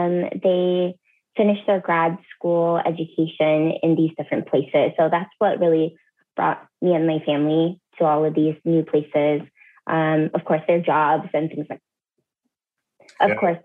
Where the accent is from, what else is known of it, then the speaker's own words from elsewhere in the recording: California, United States; also born or lived in Canada / Seattle; now in Minnesota, United States; I've lived in Canada. I've lived in the Midwest. I grew up partially in California, and then I lived in Seattle the longest for 8 years before moving here to Minnesota, which is now my current home.